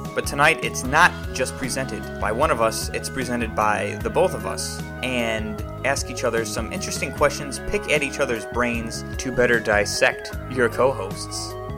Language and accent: English; United States; I'm an American